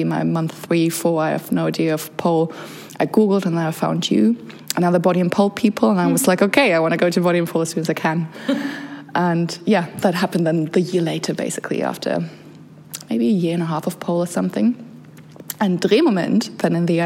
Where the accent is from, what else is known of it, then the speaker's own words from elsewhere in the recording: Germany; also born or lived in Bosnia and Herzegovina; now in Berlin, Germany; So I came to Germany when I was around 6 years old